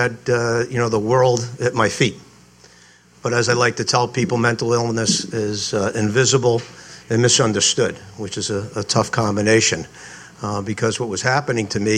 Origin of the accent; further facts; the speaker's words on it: Providence, Rhode Island, United States; also born or lived in Ohio State; I grew up here in Providence, went to school at Moses Brown, right around the corner